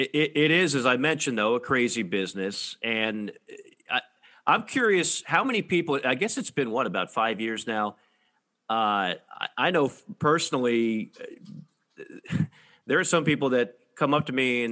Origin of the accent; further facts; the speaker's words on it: South Florida, United States; back when you and I grew up in South Florida